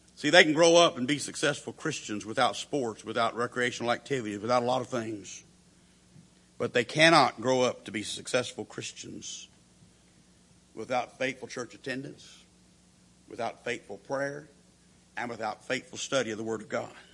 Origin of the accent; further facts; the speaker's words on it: Perry, Oklahoma, United States; the church that I grew up in there in Perry, Oklahoma